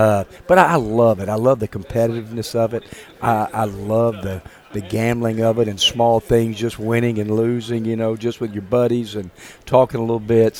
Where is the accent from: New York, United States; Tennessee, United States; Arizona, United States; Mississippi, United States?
Mississippi, United States; moved away as an adult; I grew up in Mississippi, But I hadn't lived in Mississippi in a long, long time. So it's just great to be back in our state, close to my parents who live in Tupelo.